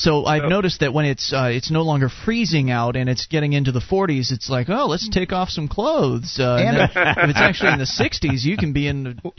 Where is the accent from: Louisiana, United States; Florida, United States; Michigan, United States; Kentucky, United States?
Florida, United States; moved away as an adult; now in New Hampshire, United States; I'm a Floridian.